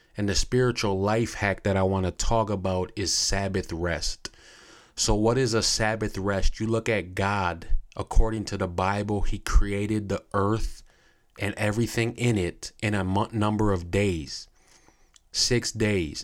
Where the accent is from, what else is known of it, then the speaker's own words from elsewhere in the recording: United States; as American people